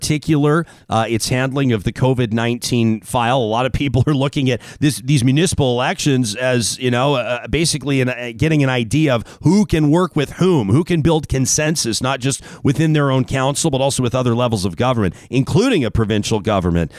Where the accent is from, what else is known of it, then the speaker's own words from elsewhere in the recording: Calgary, Alberta, Canada; now in Edmonton, Canada; my hometown. This is where I grew up